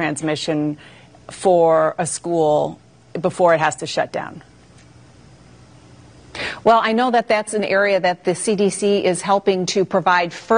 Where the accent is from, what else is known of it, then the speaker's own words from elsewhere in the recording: Michigan, United States; my home state, in the city of Detroit